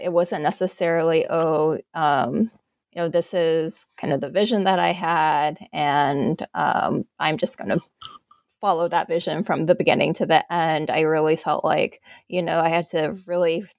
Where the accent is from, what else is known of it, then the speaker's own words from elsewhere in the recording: Alabama, United States; moved away as an adult; also born or lived in Northwestern; I grew up in Alabama